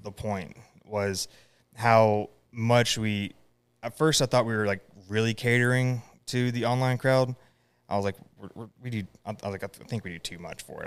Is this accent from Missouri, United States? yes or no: no; Raleigh, North Carolina, United States; also born or lived in Cottondale, Florida; I grew up around Raleigh